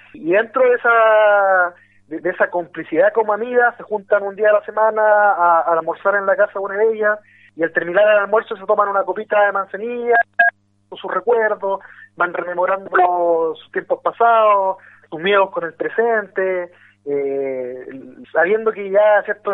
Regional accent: Quilpué, Valparaíso, Chile; also born or lived in Talcahuano; Yo soy de provincia, soy posteño. me crecí en ciudades como Quilpué, que está al interior de la quinta región, viví también cuando niño en, en Talcahuano

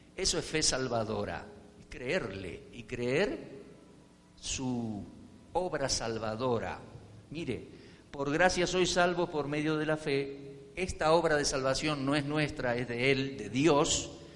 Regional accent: Argentina; now in Colombia; Yo nací en Argentina

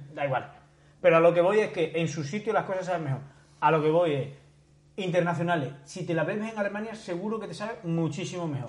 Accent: Extremadura, Spain; moved away; also born or lived in Madrid; yo soy extremeño

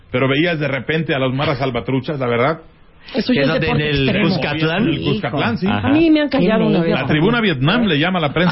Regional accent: Iguala, Guerrero, Mexico; yo nací en Iguala Guerrero, ciudad histórica

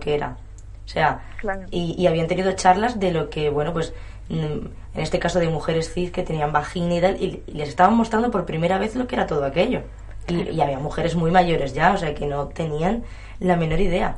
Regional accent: Melilla, Spain; yo soy de Melilla

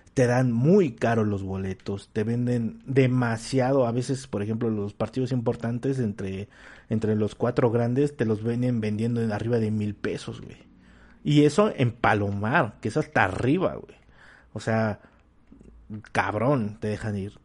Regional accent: Mexico; como mexicanos hambriados, este, que somos

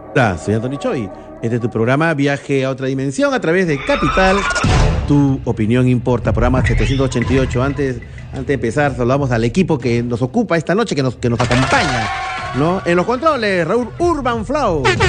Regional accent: Lima, Peru; mi querido colegio, Colegio Guadalupe. Y un saludo a toda la promoción promoción 78

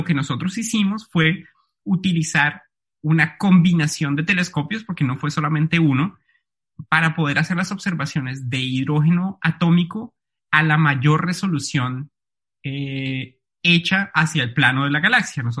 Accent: Bogotá, Colombia; Sí, exactamente, Jorge. Yo soy bogotano. nací y crecí allí. Soy físico de la Universidad de los Andes

